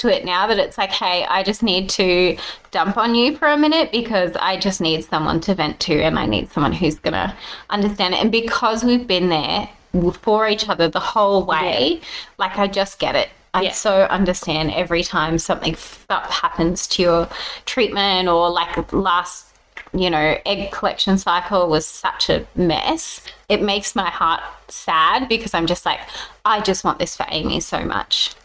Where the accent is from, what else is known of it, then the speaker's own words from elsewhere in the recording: Brisbane, Queensland, Australia; because I grew up in Brisbane